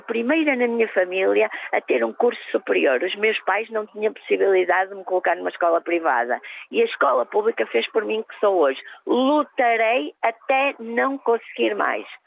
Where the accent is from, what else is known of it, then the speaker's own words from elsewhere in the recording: Porto, Norte, Portugal; Eu sou do Porto